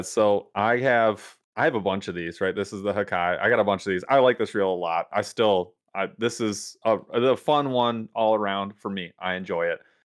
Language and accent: English; United States; as an American